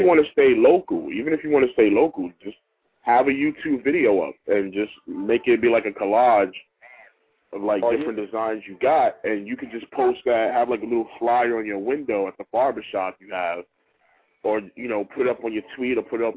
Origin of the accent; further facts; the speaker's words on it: New York City, New York, United States; growing up in the Bronx back in the 80s.